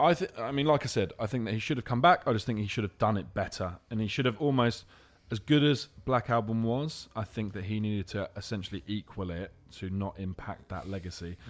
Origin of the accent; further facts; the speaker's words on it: London, United Kingdom; I'm from London.